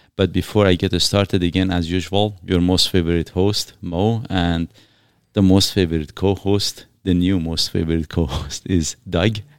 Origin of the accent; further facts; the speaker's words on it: Iran; now in Canada; I'm from Iran, uh, originally.